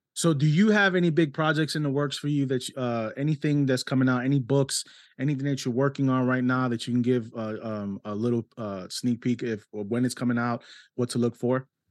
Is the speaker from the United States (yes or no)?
yes; New York City, New York, United States; accent: New York Spanish; it's a New York Spanish 'cause I was born in New York City